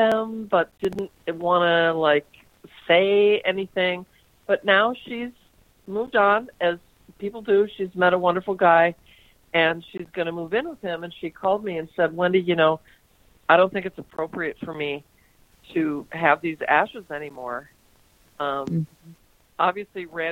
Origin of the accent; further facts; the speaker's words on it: St. Louis Park, Minnesota, United States; I grew up in St. Louis Park